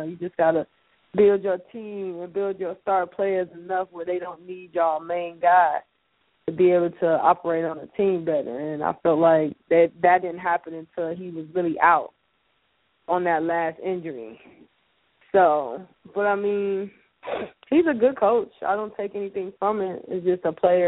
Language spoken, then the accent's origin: English; Chicago, Illinois, United States; now in Atlanta, United States; I'm from Chicago, born and raised.